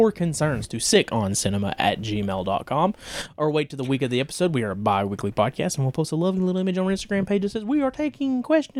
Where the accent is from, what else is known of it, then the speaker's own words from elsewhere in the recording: the South, United States; We're from the South.